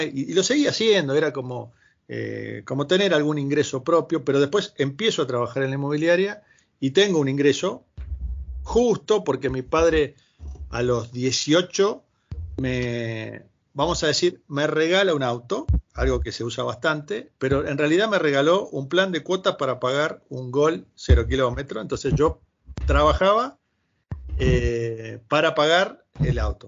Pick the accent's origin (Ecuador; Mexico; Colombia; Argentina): Argentina; Gregorio de Laferrere, Buenos Aires Province; moved away as an adult; also born or lived in Brazil; now in Madrid, Spain; yo soy oriundo del primer cordón del conurbano bonaerense, Gregorio de la Ferrer